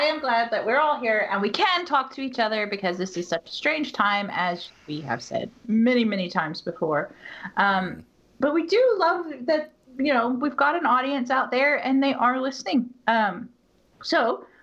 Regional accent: United States; I'm an American.

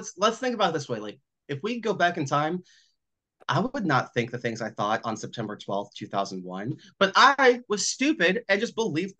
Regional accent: Texas, United States

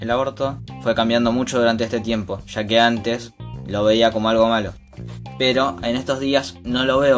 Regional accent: Argentina; como sociedad argentina, nosotros no estamos preparados para tener ese derecho en particular

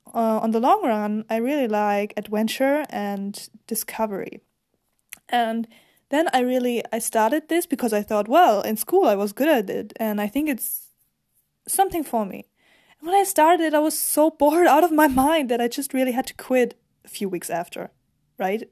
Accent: Germany; English is a second language; I'm actually from Germany

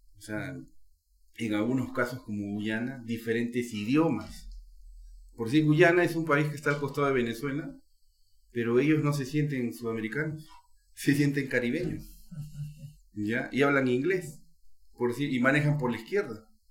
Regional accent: Peru; Como peruano

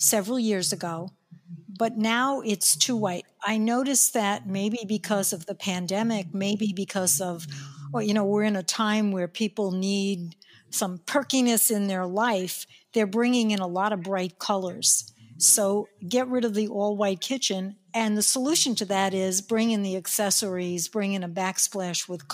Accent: New York, United States; accent: New York; my New York accent

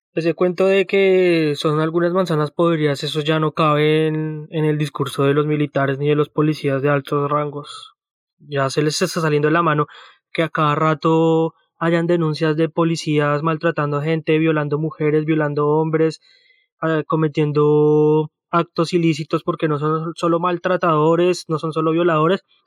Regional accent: Colombia; moved away; also born or lived in Australia; cuando yo vivía en Colombia

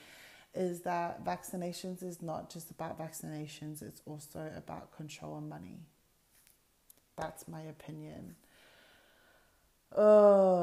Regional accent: Australia; I'm born in Australia. I'm the only sibling born here in Australia.

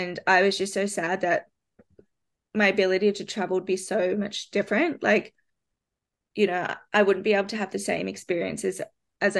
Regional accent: Australia; moved away as an adult; also born or lived in London; as an Australian

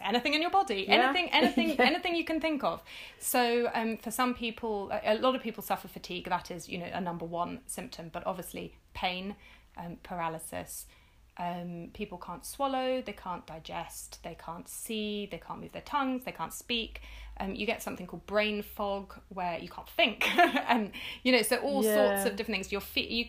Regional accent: London, United Kingdom; I grew up in London in the 80s

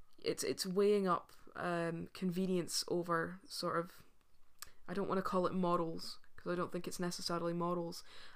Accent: Scotland, United Kingdom; as Scottish people, as British people

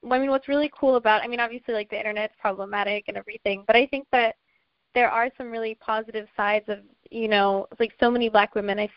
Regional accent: Washington, District of Columbia, United States; uh, I'm from Washington, D.C. Um, my dad is originally from St. Barts, which is a small island in the Caribbean, so I identify as like Afro Caribbean American.

